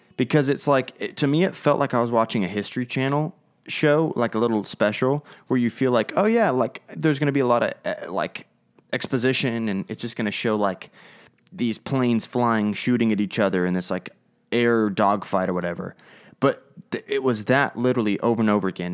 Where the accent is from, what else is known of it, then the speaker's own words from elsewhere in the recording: United States; we're American and not English